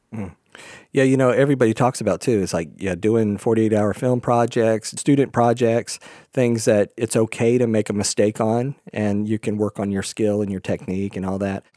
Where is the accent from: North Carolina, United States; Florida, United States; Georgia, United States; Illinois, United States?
Florida, United States; moved away; also born or lived in New York; growing up in Florida